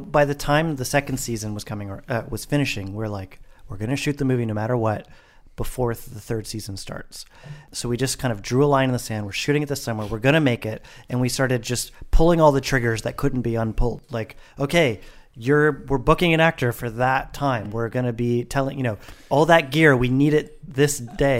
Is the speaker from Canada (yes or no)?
yes; Vancouver, British Columbia, Canada; in Vancouver, in my hometown